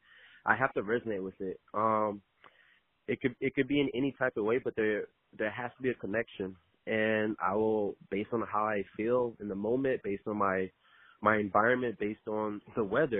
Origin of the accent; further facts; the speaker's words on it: Miami, Florida, United States; Born and raised in Miami. I'm still live down here now.